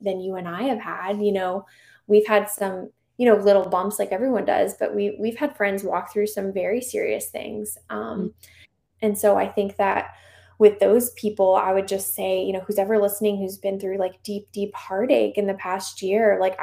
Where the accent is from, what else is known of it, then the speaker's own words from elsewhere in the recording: Charlotte, North Carolina, United States; also born or lived in Arlington; my hometown parish recently reached out to me and asked if I would do basically the Charlotte version of Theology on Tap